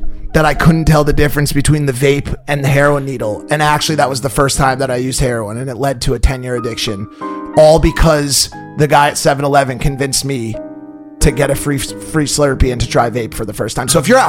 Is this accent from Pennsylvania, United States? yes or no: no; Milford, Connecticut, United States; I'm from Milford.